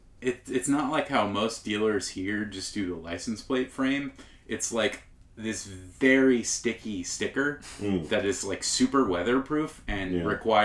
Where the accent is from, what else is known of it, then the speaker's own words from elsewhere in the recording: California, United States; moved away as an adult; also born or lived in Alabama; Yeah, I used to live in Alabama. I'm from California and lived in Alabama for like 5 years, 6 years maybe, then moved back. I've lived here most of my life, though.